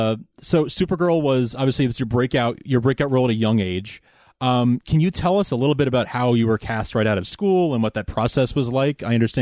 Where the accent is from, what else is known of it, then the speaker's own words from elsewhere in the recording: Mineola, New York, United States; also born or lived in Manhasset, New York; I'm from the Mineola area. I was born in Manhasset